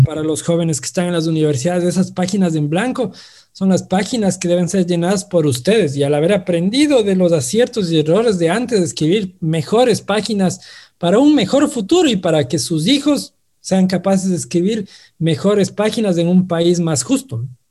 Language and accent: Spanish; Ambato, Tungurahua, Ecuador; como ambateños, como tungurahuenses, como ecuatorianos y como latinoamericanos